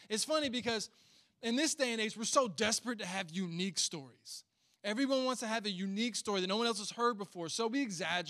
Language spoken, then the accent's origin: English; Northern United States, United States; I'm a natural Yankee trying to minister down here in the South.